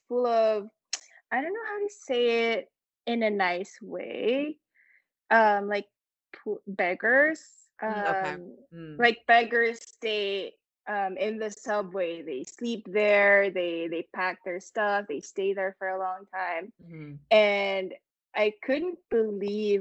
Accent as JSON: {"language": "English", "town": "Manila", "region": "Metro Manila", "country": "Philippines", "tie": "born or raised there", "moved": "as an adult", "lives_now": "New York, United States", "said": "me as a Filipina who grew up in Manila"}